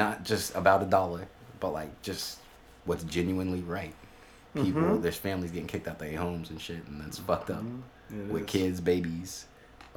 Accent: Sacramento, California, United States; I am from Sacramento.

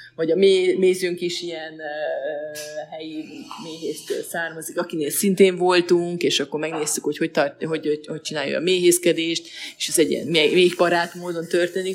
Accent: Veszprém, Veszprém County, Hungary; also born or lived in Balatonfüred / Pécs; now in Budapest, Hungary; Veszprémi vagyok, és Balatonfüredre jártam középiskolába

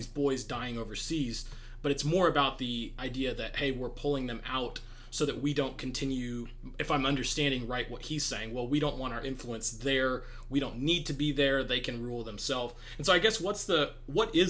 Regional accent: United States; I'm an American

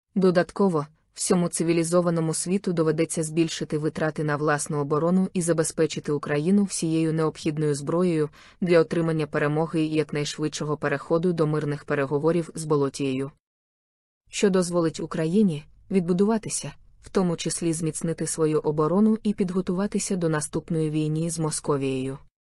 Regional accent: Ukraine; Ми з України

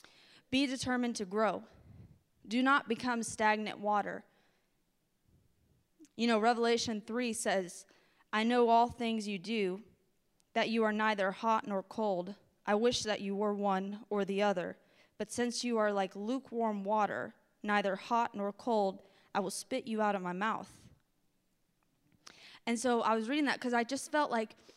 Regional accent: the South, United States; I'm from the South

